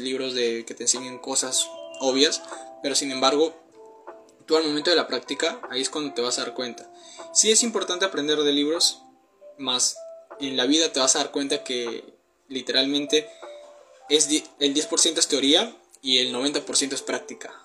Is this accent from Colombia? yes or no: no; Peru; tengo 19 años, soy de Perú